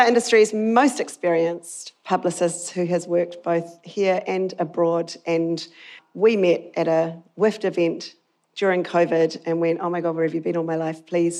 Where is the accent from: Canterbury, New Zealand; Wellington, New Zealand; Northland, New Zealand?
Wellington, New Zealand; Lower Hutt; I was born in Nainai in the shadow of the Avalon Tower